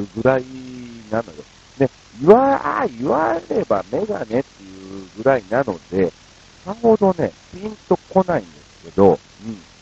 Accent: Kansai, Japan; born or raised there; moved away

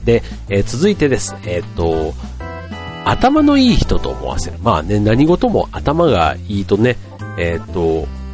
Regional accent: Kansai, Japan; 僕も関西人

